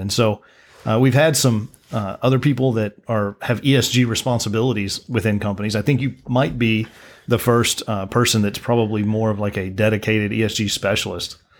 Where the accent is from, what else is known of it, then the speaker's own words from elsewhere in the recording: Midland, Texas, United States; I was born in Midland.